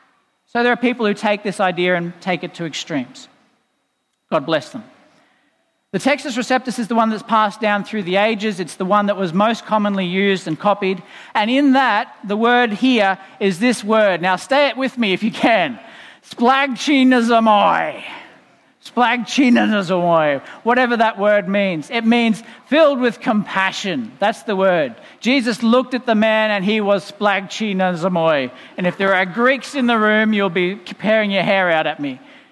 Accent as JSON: {"language": "English", "town": "Boonah", "region": "Queensland", "country": "Australia", "tie": "born or raised there", "said": "in the town I grew up in Boona. Hello, people listening in Boona."}